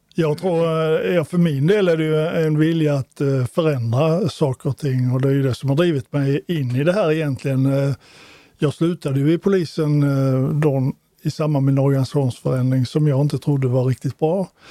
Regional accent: Småland, Sweden; now in Malmö, Sweden; jag är inte född skåning, jag är en smålänning

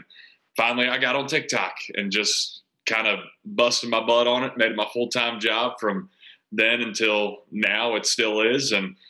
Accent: Winston-Salem, North Carolina, United States; I grew up in Winston-Salem, North Carolina, lived here my whole life.

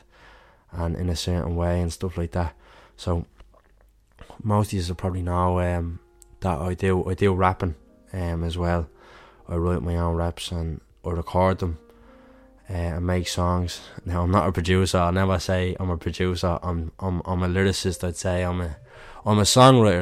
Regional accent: Dublin, Leinster, Ireland; I'm from Dublin myself

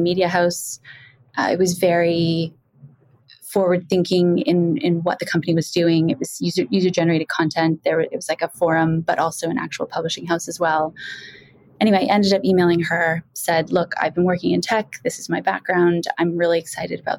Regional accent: a small town in Ontario, Canada; I'm Canadian, which is why I don't sound like I'm from the UK. I grew up in a small town in Ontario

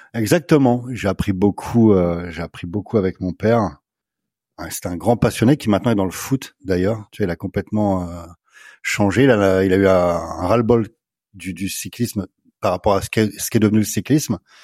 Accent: Somme, Picardy, Hauts-de-France, France; je suis originaire de la Somme, des Hauts-de-France, la Picardie, donc.

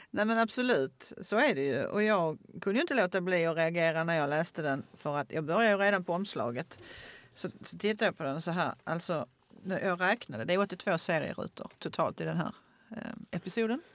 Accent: Åkarp, Skåne, Sweden; jag gick på vilan i Åkarp

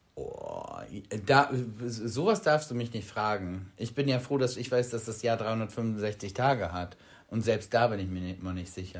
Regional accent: Bremen, Germany; wir kommen aus Bremen

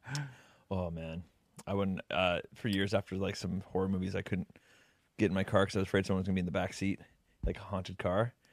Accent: Canada; We're from Canada.

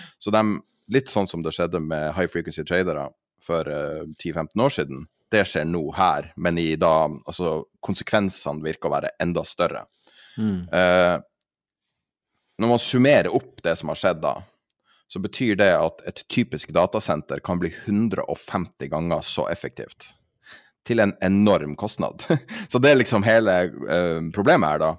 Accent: Norway; som nordmann

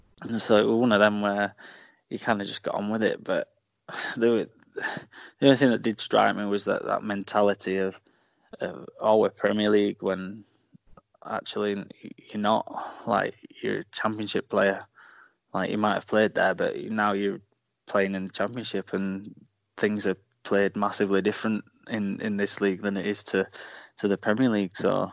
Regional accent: Doncaster, Yorkshire and the Humber, United Kingdom; I'm like, "Well, I'm from Doncaster," like.

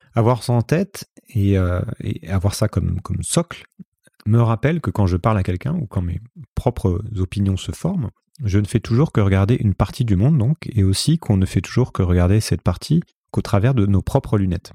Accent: Paris region, Île-de-France, France; moved away as an adult; also born or lived in Brazil / Hong Kong; now in Lisbon, Portugal; J'ai grandi en région parisienne

